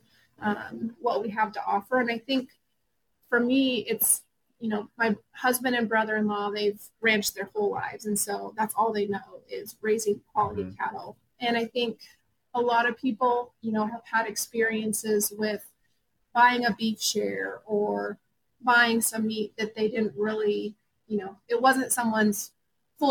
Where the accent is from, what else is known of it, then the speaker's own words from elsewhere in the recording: Montana, United States; I grew up in Montana in a ranching community